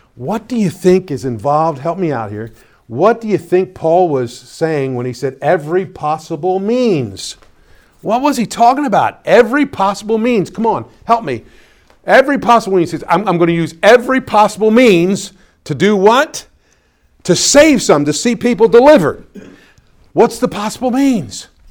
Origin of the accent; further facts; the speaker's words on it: Pennsylvania, United States; moved away; go up now to Pennsylvania and I go to my hometown